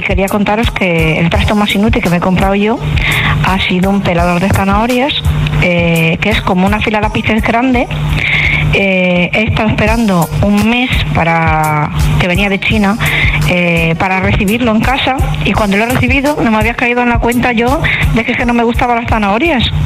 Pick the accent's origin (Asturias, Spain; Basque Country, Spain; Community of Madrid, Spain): Community of Madrid, Spain; Madrid; yo soy de Madrid